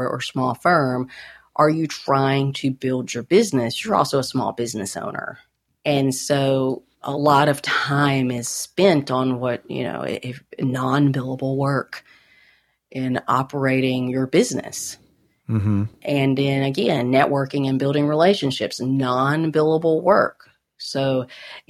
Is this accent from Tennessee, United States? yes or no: yes; Nashville, Tennessee, United States; moved away as an adult; now in Texas, United States; I moved from Nashville 25 years ago